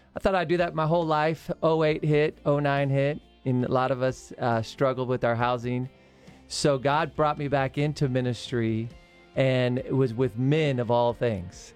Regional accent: Arizona, United States; I was born and raised in Arizona

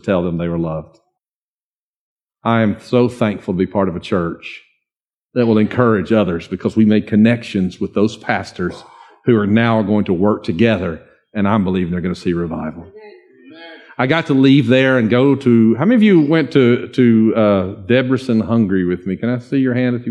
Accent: Dawsonville, Georgia, United States; I'm from a little place called Dawsonville, just north of Cumming

